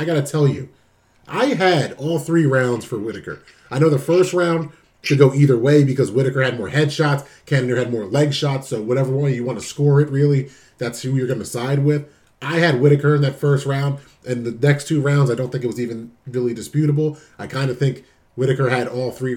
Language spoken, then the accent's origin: English; New Jersey, United States; my home state of New Jersey